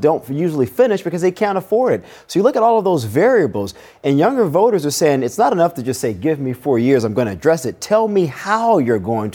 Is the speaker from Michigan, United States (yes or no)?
no; New Orleans, Louisiana, United States; moved away as an adult; now in Washington, D.C., United States; my hometown of New Orleans